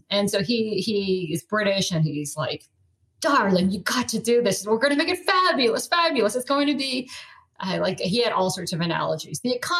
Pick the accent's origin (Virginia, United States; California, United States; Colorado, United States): Colorado, United States; I grew up in Colorado and I just hate being cold